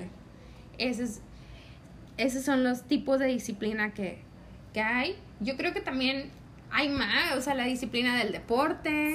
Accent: Mexico; somos mexicanas

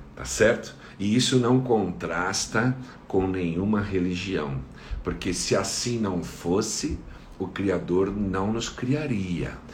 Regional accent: São Paulo, Brazil; Sou aqui da cidade de São Paulo

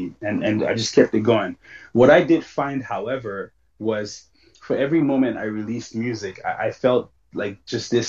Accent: Lagos, Nigeria; I grew up in Lagos, Nigeria.

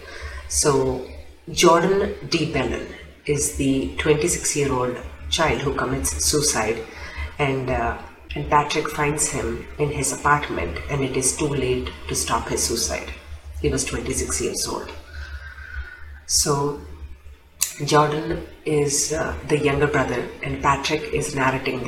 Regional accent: India; I am Indian

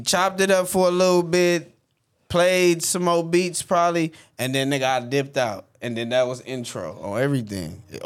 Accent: Compton, California, United States; I'm from Compton.

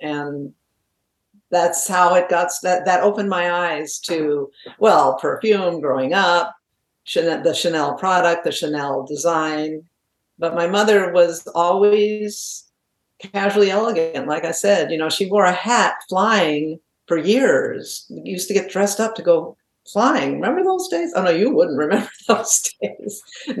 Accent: New England, United States; born there; But I was born in New England, and my father was a very successful corporate exec, and we moved a lot.

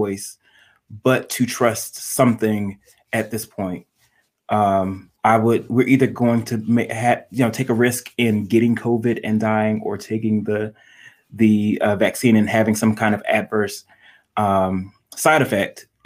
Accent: North Carolina, United States; now in Detroit, United States; I'm from North Carolina, my grandmother still lives there

